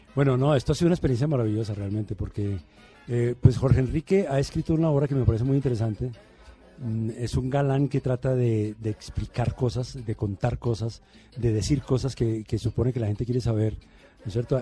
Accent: Medellín, Antioquia, Colombia; also born or lived in Bogotá; yo hice la primaria en Bogotá. Mi primaria fue en Bogotá, pero mi bachillerato fue en Medellín

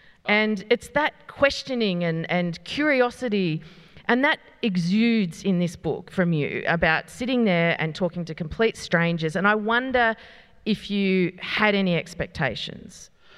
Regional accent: Australia; accent: Westy; And I said, oh, well, yeah, I'm a bit Westy. Like I'm a bit, got a sort of intonation in my voice.

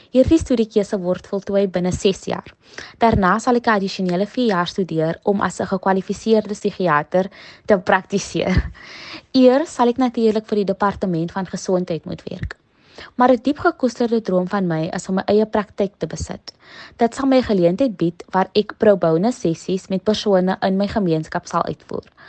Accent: Paarl, Western Cape, South Africa; oorspronklik van die Parel

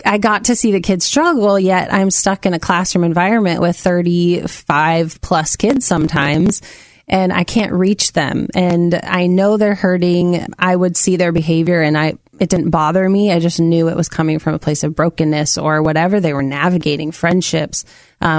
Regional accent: Amity, Oregon, United States; also born or lived in Minnesota / Salem, Oregon; I grew up in Amity, Oregon. I was born in Minnesota, but we moved here when I was 5

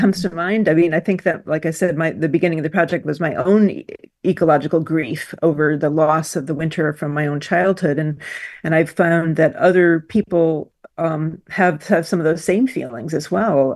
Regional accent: Michigan, United States; now in Australia; I grew up in Michigan

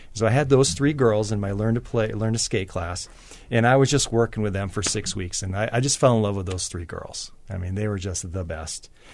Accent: Maine, United States; moved away; growing up in Maine

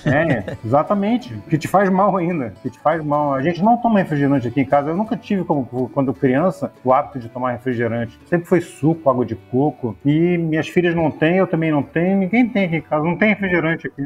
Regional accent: Rio de Janeiro, Brazil; Minha família é mineira. Meus pais são, mineiros, eu sou carioca

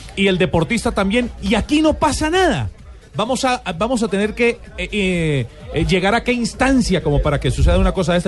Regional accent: Colombia; Yo soy colombiano

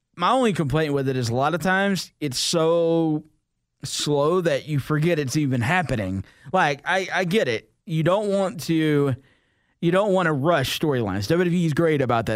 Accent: the South, United States; I'm from the South, and I don't, I don't speak Spanish all that well

